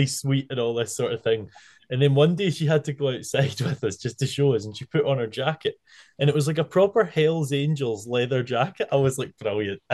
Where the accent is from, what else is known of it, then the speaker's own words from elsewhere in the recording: Arran, Scotland, United Kingdom; now in Dumfries, United Kingdom; I'm from Arran, which is about 70 miles from where I live, in Dumfries